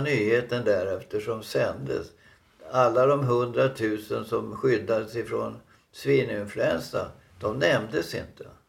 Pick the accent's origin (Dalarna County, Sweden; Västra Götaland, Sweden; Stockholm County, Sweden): Dalarna County, Sweden; moved away; hemma i Dalarna på 50-60-talet